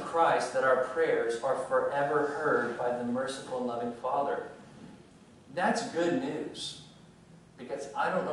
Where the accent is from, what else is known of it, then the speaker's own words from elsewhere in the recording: rural Louisiana, United States; When I was a young child in rural Louisiana, yes, I am from Louisiana